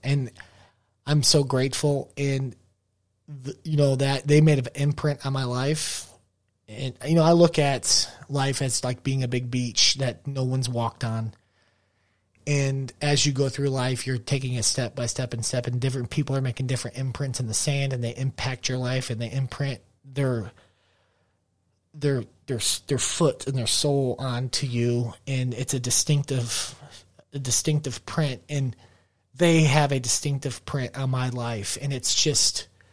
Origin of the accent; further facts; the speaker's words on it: United States; I'm an American, American white guy